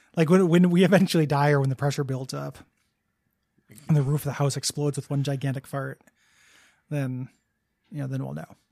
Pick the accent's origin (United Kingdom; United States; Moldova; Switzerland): United States; DeKalb, Illinois; moved away; In DeKalb, Illinois, my hometown just smelled like shit sometimes because of all the farms